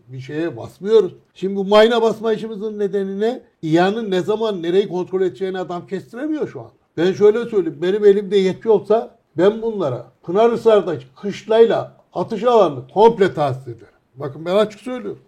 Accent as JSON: {"language": "Turkish", "town": "Sürmene", "region": "Trabzon", "country": "Turkey", "said": "Dedim Surmaneli"}